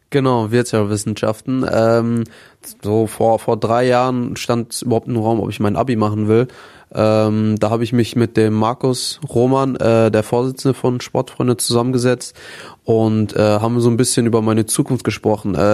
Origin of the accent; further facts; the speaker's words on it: Herne, North Rhine-Westphalia, Germany; Ähm, ich bin auch relativ, also in Wanne Eickel groß geworden, Herne Wanne Eickel.